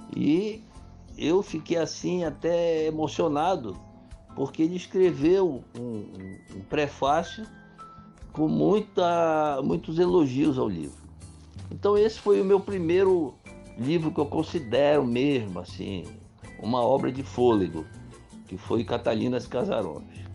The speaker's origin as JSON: {"language": "Portuguese", "town": "Juruti", "region": "Pará", "country": "Brazil", "tie": "born or raised there", "also_born_or_lived": "Óbidos / Santarém / Belém", "said": "a infância que eu passei no Paraná da Dona Rosa, no município de Juruti, onde eu fiquei até 10 anos de idade"}